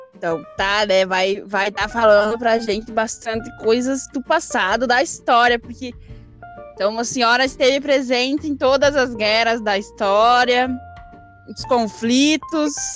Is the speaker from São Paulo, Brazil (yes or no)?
no; Concórdia, Santa Catarina, Brazil; born or raised there; also born or lived in Catuípe, Rio Grande do Sul